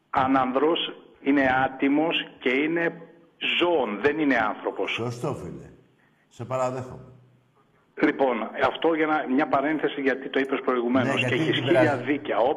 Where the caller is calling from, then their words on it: Kallithea, Attica, Greece; από την Καλυθέα